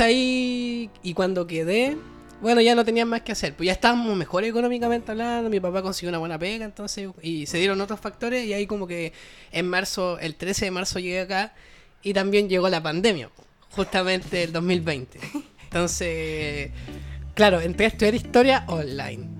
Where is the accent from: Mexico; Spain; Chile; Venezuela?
Chile; Antofagasta; moved away as an adult; now in Valparaíso, Chile; yo soy de Antofagasta, soy de la región de Antofagasta, soy de la ciudad de Antofagasta